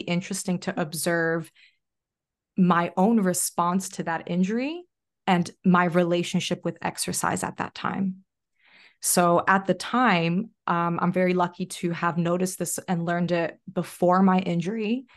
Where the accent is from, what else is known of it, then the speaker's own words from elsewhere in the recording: New Jersey, United States; now in Australia; I'm from Jersey